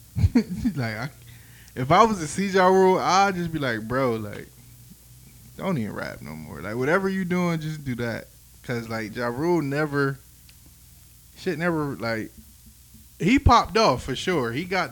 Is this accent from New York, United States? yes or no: yes; New York, United States; I'm from New York.